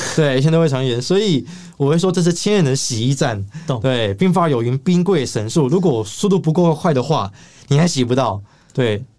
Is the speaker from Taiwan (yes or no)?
yes; Taiwan; 我来自台湾